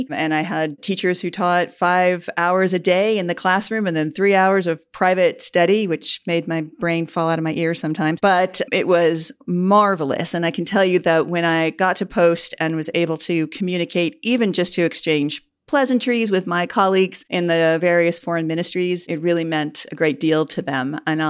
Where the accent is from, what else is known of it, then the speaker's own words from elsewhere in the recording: Southwest suburbs, Illinois, United States; moved away; I grew up in the Southwest suburbs and always was fascinated by language and travel. My parents are both British